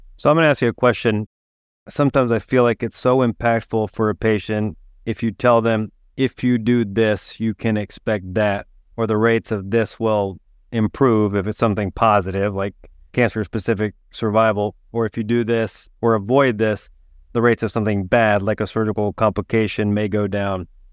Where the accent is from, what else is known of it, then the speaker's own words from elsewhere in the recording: East Tennessee, United States; growing up in East Tennessee